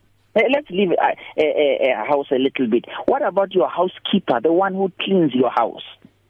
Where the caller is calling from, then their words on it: North West, South Africa; I'm well. Look, I'm calling from the Northwest Province.